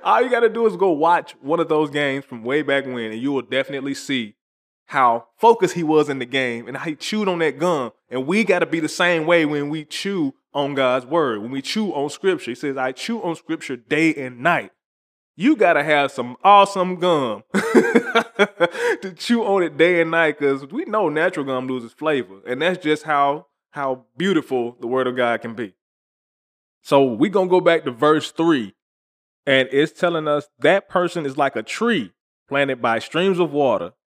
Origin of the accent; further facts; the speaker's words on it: the South, United States; I'm from the South